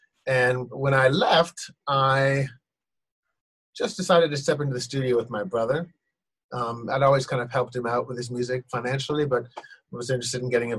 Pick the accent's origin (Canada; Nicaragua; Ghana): Ghana; When I was growing up in Ghana, there was a Swedish steward named Mr. Tumpty.